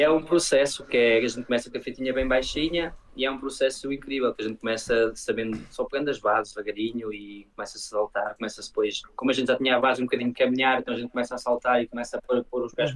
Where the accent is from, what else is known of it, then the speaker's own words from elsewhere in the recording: Luxembourg; also born or lived in Portugal; sou português e uh, vivo no Luxemburgo, nasci aqui e fiz a minha vida aqui